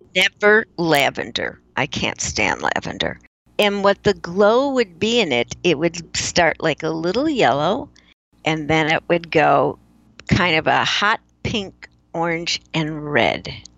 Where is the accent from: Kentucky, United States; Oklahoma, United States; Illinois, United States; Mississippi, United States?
Illinois, United States; Chicago; moved away; I grew up in Chicago